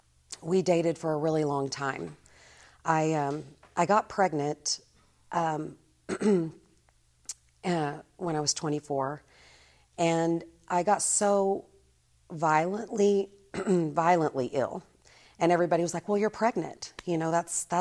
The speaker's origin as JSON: {"language": "English", "town": "Norman", "region": "Oklahoma", "country": "United States", "tie": "born or raised there", "said": "I was born in Oklahoma, Norman, Oklahoma, and raised there pretty much"}